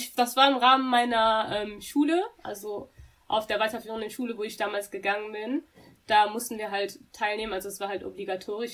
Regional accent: Dortmund, North Rhine-Westphalia, Germany; ich bin eine wahre Dortmunderin, ich bin hier geboren, ich bin hier auch aufgewachsen.

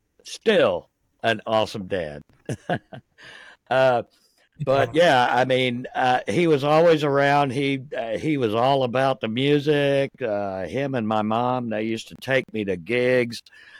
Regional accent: San Mateo, in the South, United States; I grew up in San Mateo over in the north side.

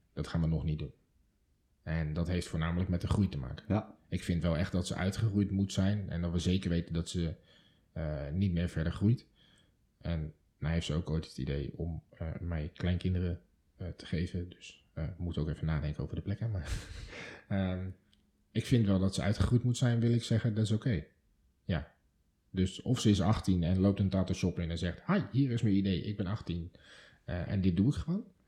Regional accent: Delft, South Holland, Netherlands; moved away; het wapen van Delft, mijn geboortestad

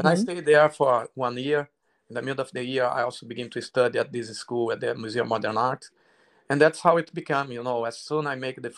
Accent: Rio de Janeiro, Brazil; I grew up in Rio de Janeiro, South Zone, medium high class

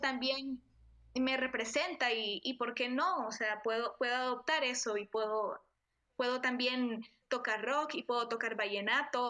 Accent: Nicaragua; moved away as an adult; estos dos años fuera de mi país, eh, el tema con Centroamérica es algo que he venido trabajando también, o sea, el, de mi identidad como centroamericana

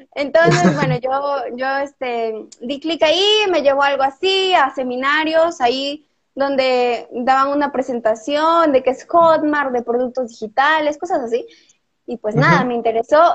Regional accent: Peru; tengo ya 17 años, soy de Perú

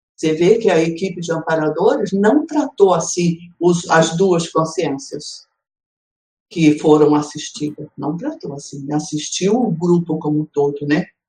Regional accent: Rio de Janeiro, Brazil; esse Rio de Janeiro, a minha cidade natal, é onde eu tenho os meus filhos, os meus parentes, os meus amigos

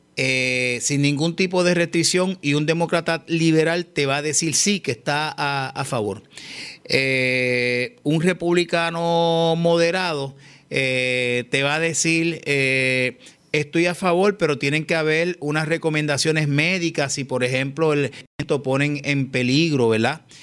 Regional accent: Puerto Rico

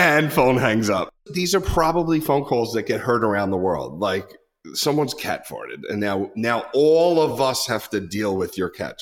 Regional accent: the North, United States; moved away as an adult; I'm from the North

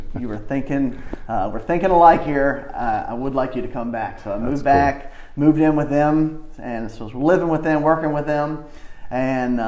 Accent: Chesapeake, Virginia, United States; born and raised in the Western Branch part of Chesapeake

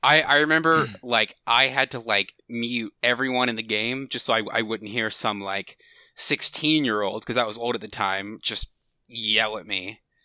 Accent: Houston area, Texas, United States; I've lived in the same town my whole life. It's, I'm not gonna say the name of the city, but, um, it's, it's in the Houston area

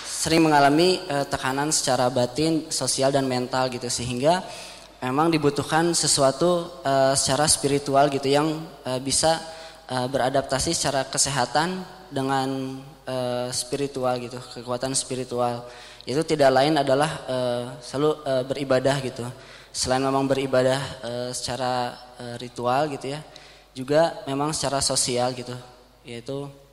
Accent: Bandung, West Java, Indonesia; saya dari Bandung

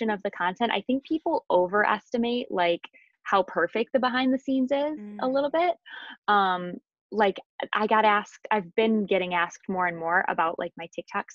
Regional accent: Michigan, United States; moved away as an adult; also born or lived in Cleveland, Ohio; I'm originally from Michigan, and then I went to U of M, and then I moved down to Cleveland

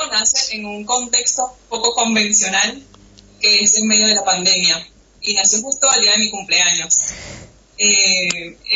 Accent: Venezuela; now in Argentina; De Venezuela.

